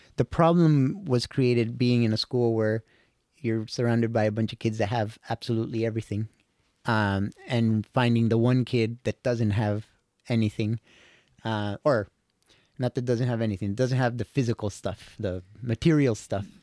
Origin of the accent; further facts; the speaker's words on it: Costa Rica; I was born and raised in Costa Rica